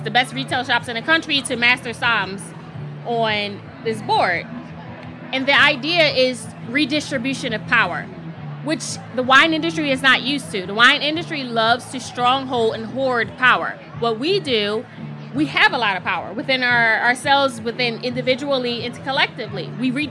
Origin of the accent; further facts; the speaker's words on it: Philadelphia, Pennsylvania, United States; moved away as an adult; also born or lived in Miami; I'm from North Philadelphia